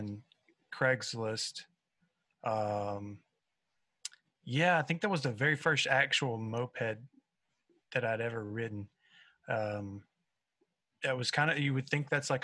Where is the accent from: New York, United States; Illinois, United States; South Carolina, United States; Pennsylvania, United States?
South Carolina, United States; I am a buzzard from South Carolina